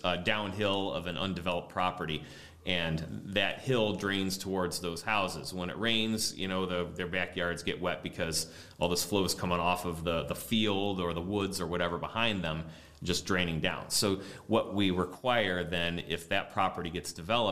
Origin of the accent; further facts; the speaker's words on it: Lakewood, Ohio, United States; I grew up in Lakewood